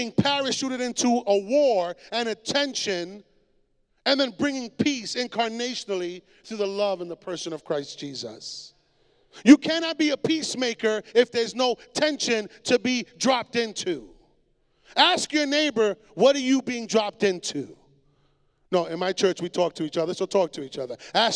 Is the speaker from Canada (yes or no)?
no; Puerto Rico; my island, los borinqueños son americanos, we are American